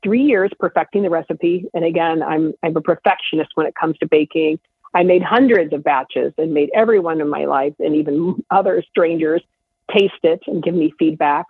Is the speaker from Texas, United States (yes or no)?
no; Iowa, United States; I'm from Iowa